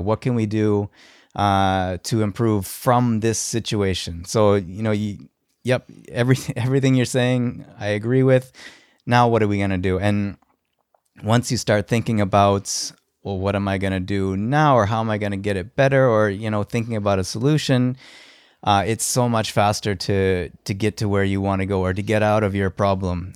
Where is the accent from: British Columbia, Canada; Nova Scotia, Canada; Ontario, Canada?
Nova Scotia, Canada; Halifax; I'm from Halifax